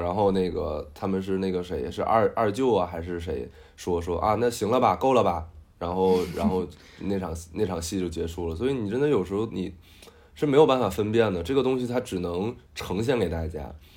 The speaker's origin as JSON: {"language": "Chinese", "region": "Northeast China", "country": "China", "said": "因为我就是东北人嘛"}